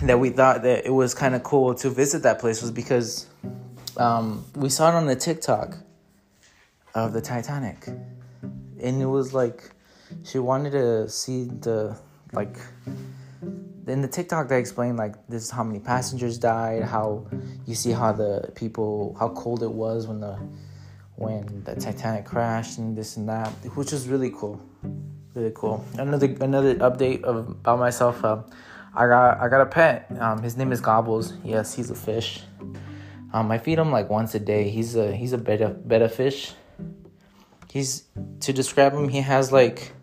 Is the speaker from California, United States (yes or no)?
yes; Los Angeles, California, United States; moved away as an adult; now in Desert Hot Springs, United States; I'm from Los Angeles. I recently moved out here in Desert Hot Springs